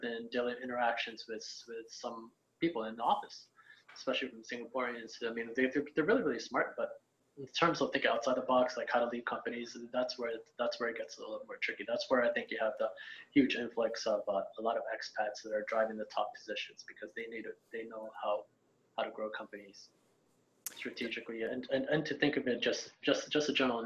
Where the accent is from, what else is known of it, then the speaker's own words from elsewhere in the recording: United States; moved away as an adult; I was Asian American, I'm American.